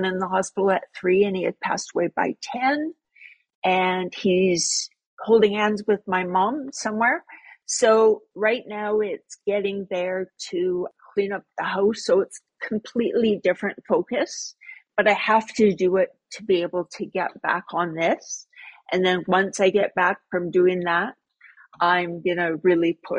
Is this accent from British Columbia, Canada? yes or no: yes; Sparwood, British Columbia, Canada; born or raised there